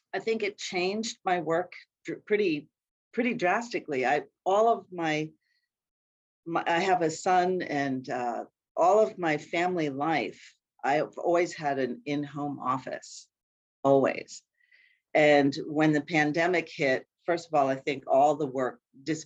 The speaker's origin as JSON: {"language": "English", "region": "Appalachian Mountains in Pennsylvania", "country": "United States", "moved": "as an adult", "lives_now": "Minnesota, United States", "said": "I'm not a Minnesota native. I've been here for about 35, 40 years. You think I would be a native, but I'm still firmly from the Appalachian Mountains in Pennsylvania"}